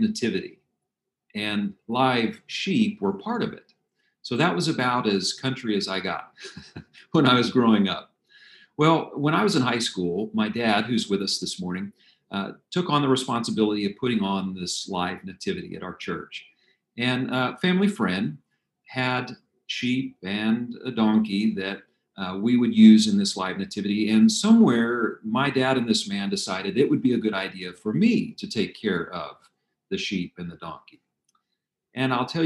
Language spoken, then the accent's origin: English; Albuquerque, New Mexico, United States; I grew up in Albuquerque, New Mexico.